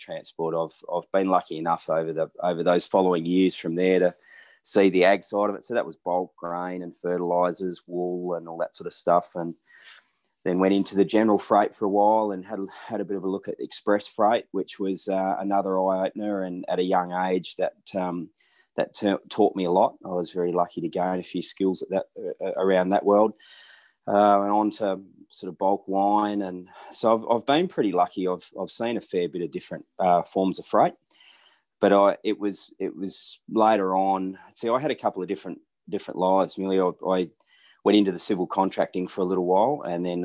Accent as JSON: {"language": "English", "region": "middle of Western Australia", "country": "Australia", "tie": "born or raised there", "also_born_or_lived": "Naracoorte/Bordertown area, South Australia / Adelaide, South Australia / Perth, Western Australia", "said": "draw a pinpoint in the middle of WA, and that was pretty close to where I grew up or finished schooling"}